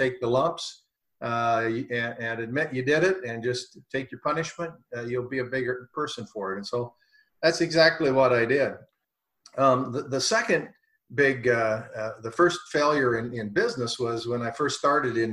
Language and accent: English; Cooper, Iowa, United States; my hometown. It's a little dinky town, Cooper, Iowa. I was just a farm kid